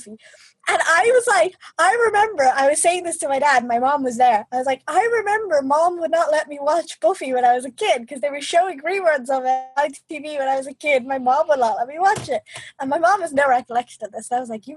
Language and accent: English; Ireland